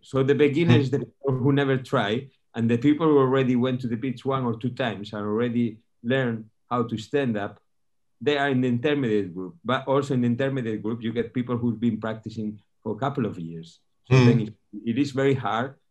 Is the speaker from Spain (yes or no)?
yes; northern Spain, Spain; moved away as an adult; also born or lived in Canary Islands; now in Fuerteventura, Spain; I'm from from Spain. I'm uh, actually was born in the north of Spain. I've been living here in the Canary Islands for ten years now